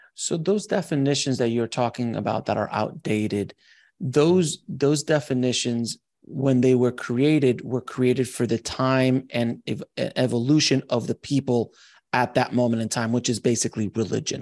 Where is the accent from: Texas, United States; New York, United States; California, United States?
California, United States; Los Angeles; I come from Los Angeles